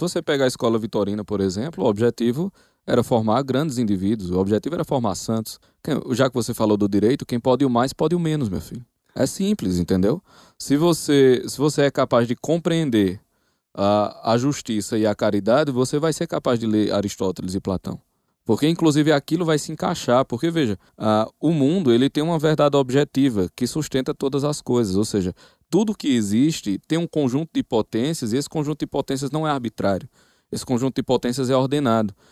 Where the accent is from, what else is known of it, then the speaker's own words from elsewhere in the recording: Campina Grande, Paraíba, Brazil; Mas eu sou de Campina Grande, na Paraíba.